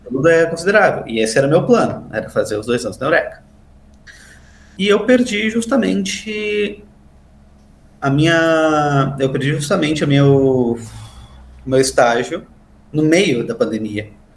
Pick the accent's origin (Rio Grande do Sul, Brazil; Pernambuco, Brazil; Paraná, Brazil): Rio Grande do Sul, Brazil; Santana do Livramento; E no interior, eu sou lá de Santana do Livramento